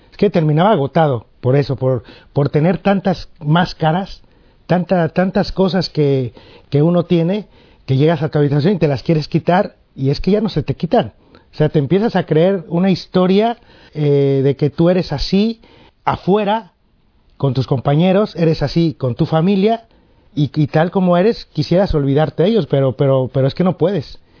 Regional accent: Mexico; soy mexicano y mi padre cubano, mi madre mexicana, una mezcla ahí de, cosas que va uno creciendo con eso.

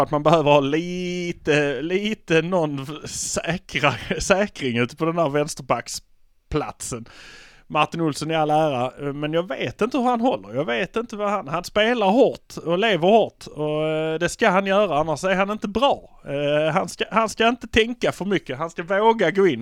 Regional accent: Malmö, Skåne, Sweden; vi är från Malmö

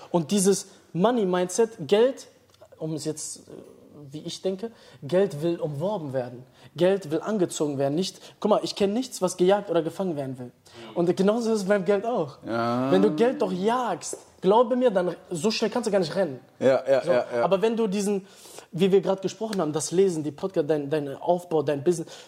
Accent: Dortmund, North Rhine-Westphalia, Germany; ich komme aus Dortmund, da gibt es viele Leute, die immer dieses schnell denken haben

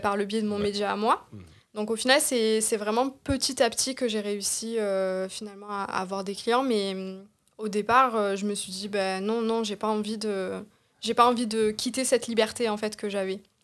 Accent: Marseille, Provence-Alpes-Côte d'Azur, France; je viens de Marseille. ben, j'ai grandi à Marseille

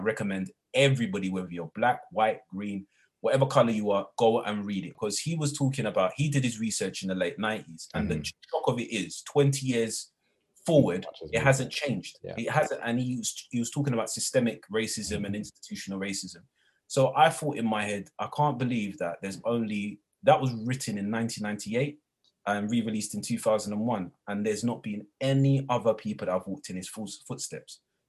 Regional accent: London, United Kingdom; I'm from London, I'm a Londoner. And I wasn't born with a silver spoon in my mouth. I was raised in not the greatest of towns on the outskirts of East London

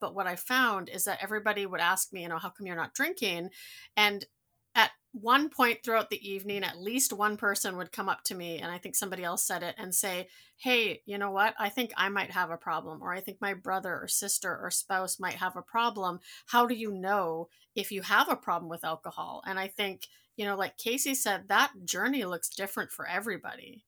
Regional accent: Netherlands; moved away; I come from a Dutch family. I was born in Holland

